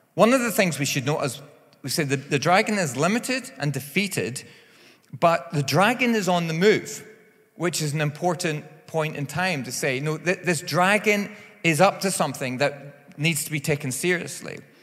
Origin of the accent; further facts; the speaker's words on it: Northern Ireland, United Kingdom; I am from Northern Ireland